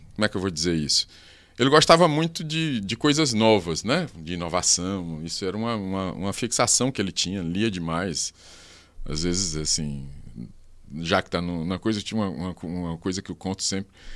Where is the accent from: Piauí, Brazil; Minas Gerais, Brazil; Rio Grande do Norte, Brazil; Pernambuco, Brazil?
Piauí, Brazil; Teresina; Piauiense, de Teresina.